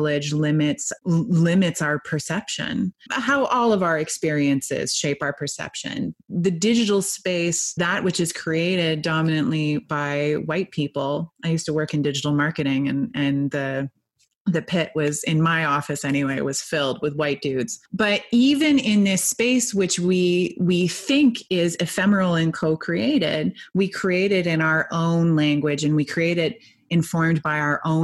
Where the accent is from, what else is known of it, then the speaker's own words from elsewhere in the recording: Canada; I also am Canadian. I'm not American